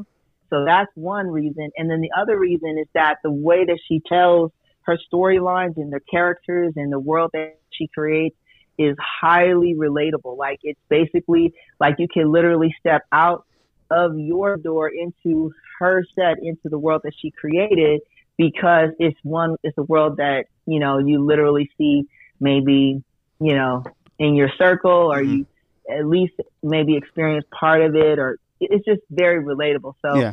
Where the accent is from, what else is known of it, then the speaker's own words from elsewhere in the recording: Las Vegas, Nevada, United States; Born and raised in Las Vegas, Nevada.